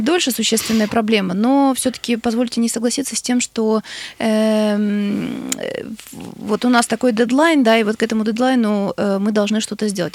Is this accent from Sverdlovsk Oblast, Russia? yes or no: yes; Yekaterinburg, Sverdlovsk Oblast, Russia; из Екатеринбурга